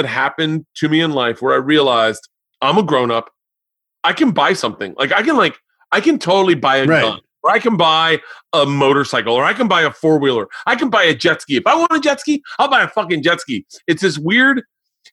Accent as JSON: {"language": "English", "region": "Florida", "country": "United States", "tie": "born or raised there", "said": "I grew up in Florida"}